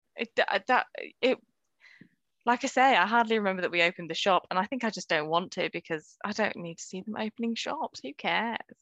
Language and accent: English; United Kingdom; as British people